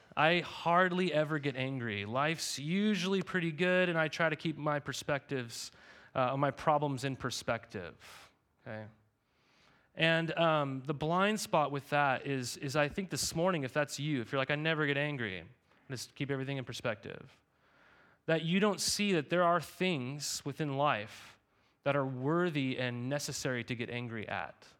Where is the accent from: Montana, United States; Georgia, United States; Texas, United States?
Montana, United States; moved away; I, I grew up in Montana.